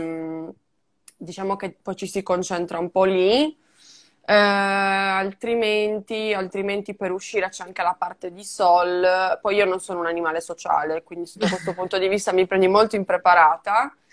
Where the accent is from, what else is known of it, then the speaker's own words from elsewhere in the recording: Cagliari, Sardinia, Italy; moved away as an adult; also born or lived in Seville, Spain; now in Madrid, Spain; io sono sarda, sono di Cagliari